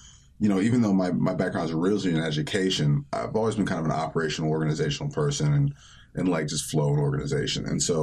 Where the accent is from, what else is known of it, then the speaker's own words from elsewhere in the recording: Kent, Ohio, United States; I'm originally from Kent, Ohio, three-sport athlete, football, wrestling, and track